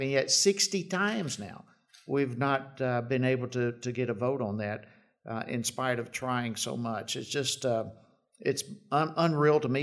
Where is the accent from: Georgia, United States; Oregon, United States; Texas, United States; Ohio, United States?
Georgia, United States; My home state of Georgia